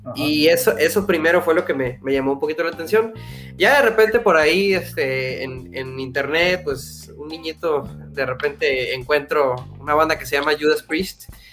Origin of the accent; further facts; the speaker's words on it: Valle Hermoso, Tamaulipas, Mexico; now in Edinburg, United States; soy de Vallehermoso, Tamaulipas.